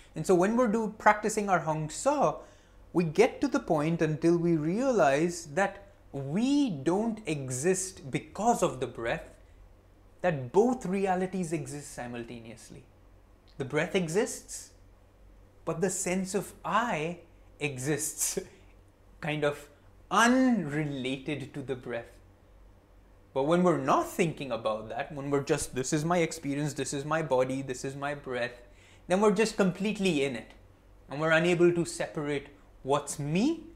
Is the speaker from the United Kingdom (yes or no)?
no; India; also born or lived in Mumbai; I'm Indian, Narayani is my wife, I live in Mumbai.